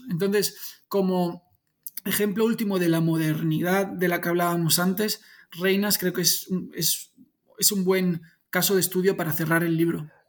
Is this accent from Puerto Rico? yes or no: no; Spain; soy súper español